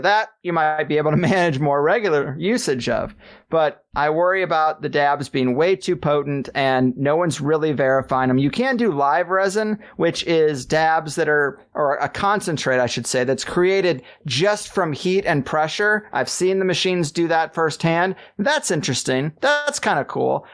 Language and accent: English; Missouri, United States; I grew up in Missouri